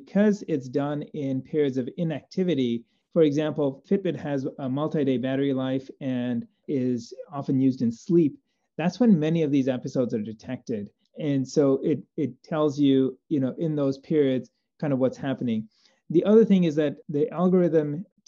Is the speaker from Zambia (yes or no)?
yes; Zambia; moved away as an adult; now in United States; Growing up in Zambia and doing medical school there